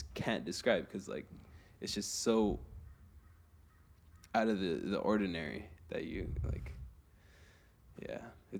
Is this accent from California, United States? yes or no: yes; Los Angeles, California, United States; I am from the eastern area of Los Angeles, so like San Gabriel Valley.